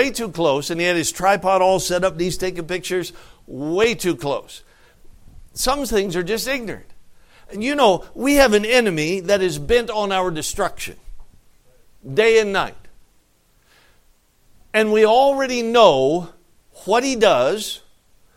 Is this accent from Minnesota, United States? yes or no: no; Alaska, United States; I'm from Alaska